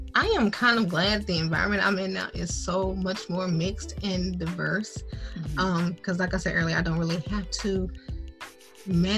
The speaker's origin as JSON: {"language": "English", "town": "Detroit", "region": "Michigan", "country": "United States", "also_born_or_lived": "Indiana", "moved": "as an adult", "said": "I'm from Michigan"}